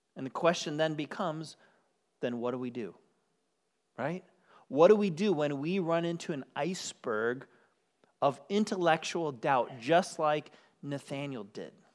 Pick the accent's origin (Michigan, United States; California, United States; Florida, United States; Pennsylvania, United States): Michigan, United States; moved away; I grew up on the shores of Lake Michigan. Yes, I'm from Michigan